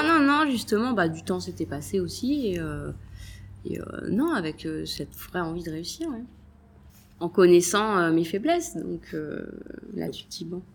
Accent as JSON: {"language": "French", "town": "Deauville", "region": "Normandy", "country": "France", "tie": "born or raised there", "also_born_or_lived": "Paris / Switzerland", "moved": "as an adult", "lives_now": "Nice, France", "said": "moi je suis originaire de Deauville"}